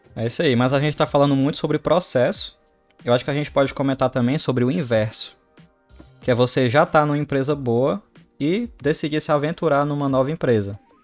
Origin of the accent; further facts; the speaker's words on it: Brazil; moved away as an adult; now in Canada; sou do Brasil